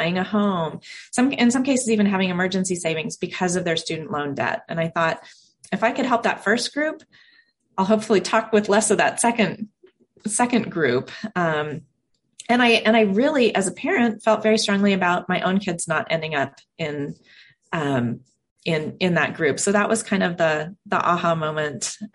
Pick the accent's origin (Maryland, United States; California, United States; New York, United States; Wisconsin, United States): California, United States; Silicon Valley; now in Portland, United States; I grew up in Silicon Valley